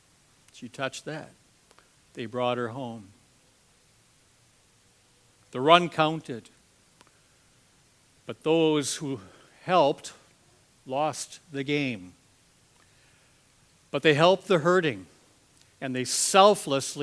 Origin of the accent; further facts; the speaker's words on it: Green Bay, Wisconsin, United States; I'm from Green Bay, Wisconsin